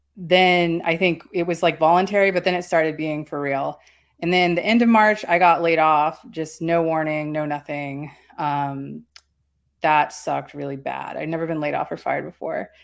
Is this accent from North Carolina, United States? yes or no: yes; North Carolina, United States; moved away; I'm from North Carolina.